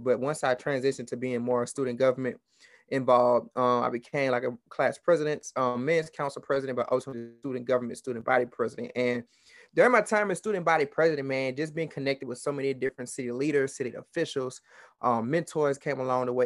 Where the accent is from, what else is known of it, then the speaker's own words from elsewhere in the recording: Baton Rouge, Louisiana, United States; I'm from Baton Rouge, Louisiana